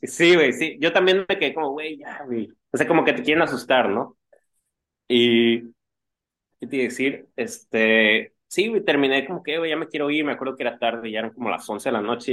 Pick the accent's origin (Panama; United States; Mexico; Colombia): Mexico; uno como mexicano